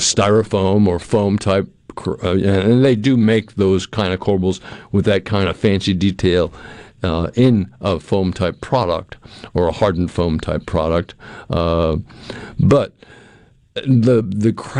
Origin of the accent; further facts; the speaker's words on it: Cape Cod, Massachusetts, United States; moved away; I grew up in Massachusetts on Cape Cod in a house that was being built in 1878